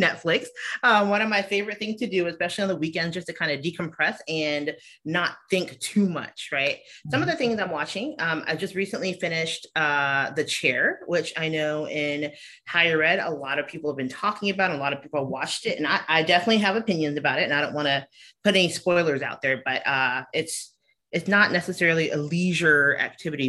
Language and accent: English; Savannah, Georgia, United States; moved away as an adult; also born or lived in Milwaukee, Wisconsin / Chicago / St. Louis; I was born and raised in Savannah, Georgia